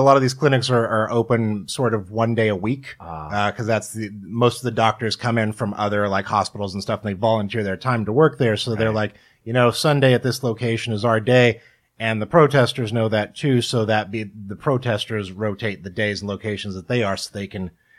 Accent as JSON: {"language": "English", "region": "Kansas", "country": "United States", "tie": "born or raised there"}